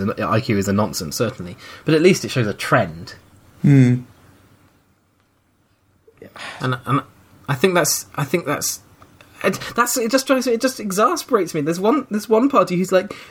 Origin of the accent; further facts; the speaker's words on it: United Kingdom; I'm British